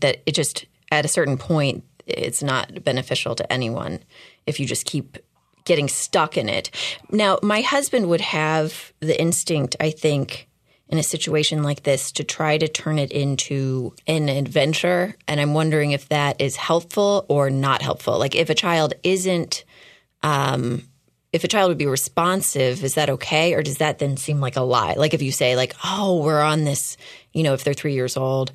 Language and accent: English; Houston, Texas, United States; now in Los Angeles, United States; I grew up in Houston.